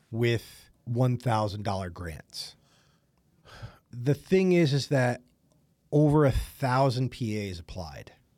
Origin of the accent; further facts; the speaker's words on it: East Coast, United States; I'm from the East Coast